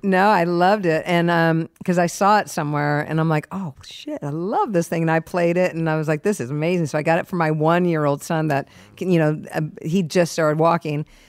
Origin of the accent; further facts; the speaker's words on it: San Diego, California, United States; also born or lived in Springfield, Massachusetts; I was one years old and then we moved to San Diego. So I was raised in San Diego.